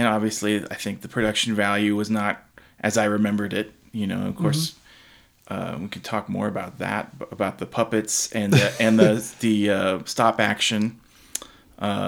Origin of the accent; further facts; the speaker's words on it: San Antonio, Texas, United States; my hometown in San Antonio